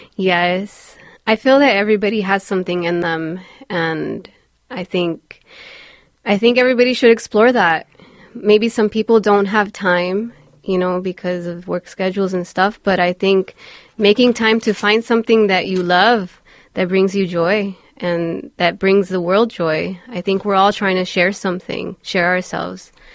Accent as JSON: {"language": "English", "town": "Los Angeles", "region": "California", "country": "United States", "tie": "born or raised there", "said": "I grew up in Highland Park"}